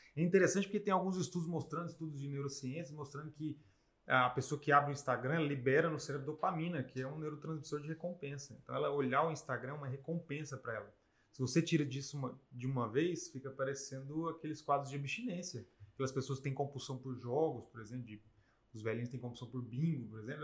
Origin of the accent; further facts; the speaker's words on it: Brazil; como nós brasileiros, a gente come sempre arroz, feijão e carne